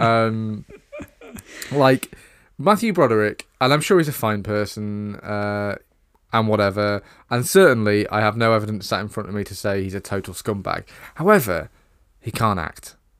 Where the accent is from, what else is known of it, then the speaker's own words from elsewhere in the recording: United Kingdom; We're British